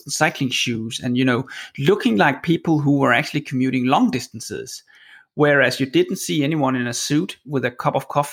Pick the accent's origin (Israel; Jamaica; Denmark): Denmark; Copenhagen, Capital Region of Denmark; moved away as an adult; now in Oslo, Norway; I'm Danish, and when I moved from Copenhagen to Oslo seven, eight years ago